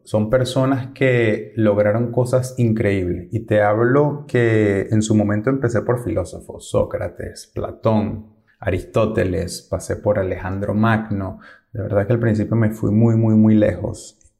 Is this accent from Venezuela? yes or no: yes; Venezuela; moved away as an adult; Yo soy de Venezuela y cuando salí de mi país no tenía dinero encima, eso fue hace 10 años